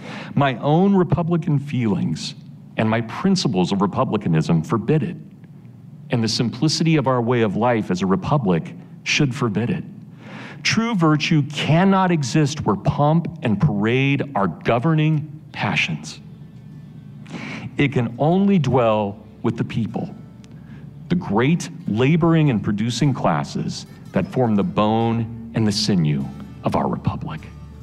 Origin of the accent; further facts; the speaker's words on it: Kansas, United States; And I grew up in Kansas. I've been to the Eisenhower Museum a million times